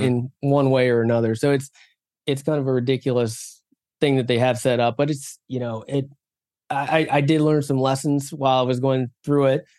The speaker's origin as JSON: {"language": "English", "region": "West Virginia", "country": "United States", "tie": "born or raised there", "also_born_or_lived": "South Korea / San Diego", "moved": "yes", "said": "I was born in South Korea, but then adopted when I was three months old and adopted by a couple of wonderful people in West Virginia, um, in the middle of nowhere, West Virginia"}